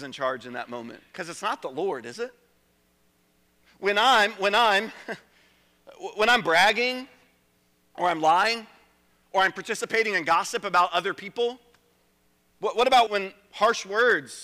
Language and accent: English; Richmond, Virginia, United States; I grew up in Richmond, Chesterfield County